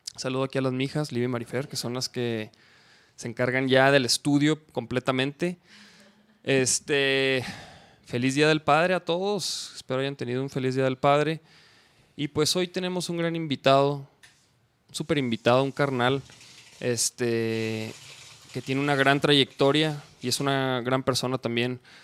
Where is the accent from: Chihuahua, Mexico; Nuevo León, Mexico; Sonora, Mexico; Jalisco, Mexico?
Chihuahua, Mexico; yo iba en Chihuahua, porque soy de Chihuahua